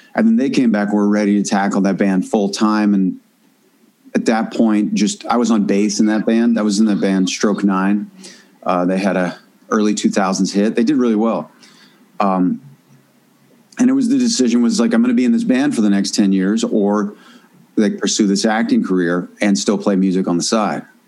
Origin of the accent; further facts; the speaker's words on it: Northern California, United States; also born or lived in Washington, D.C.; I grew up in Northern California